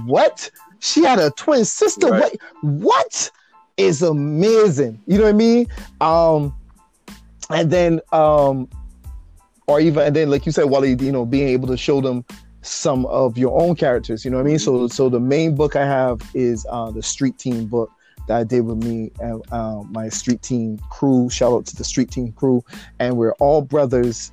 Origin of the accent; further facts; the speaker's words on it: Barbados; growing up in Barbados